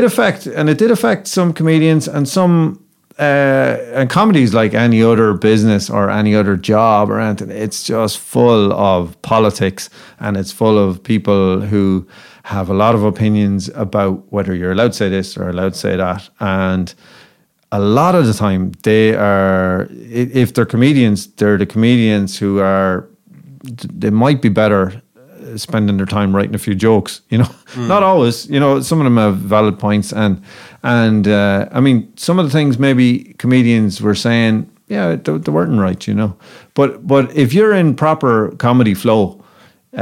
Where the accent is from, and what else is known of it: Ireland